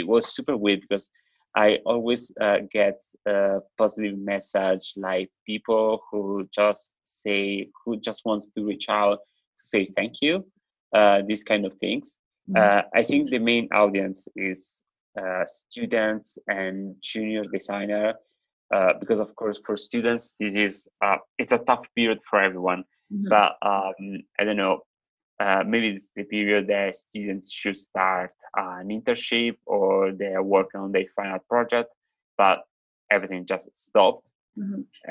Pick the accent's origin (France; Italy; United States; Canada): Italy; now in London, United Kingdom; I'm originally from Italy, but I live here in London.